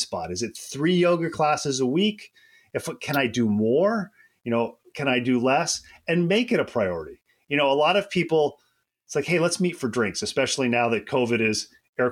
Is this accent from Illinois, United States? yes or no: no; upstate New York, United States; moved away as an adult; also born or lived in Kentucky / Georgia / Alabama / Florida; I grew up in upstate New York.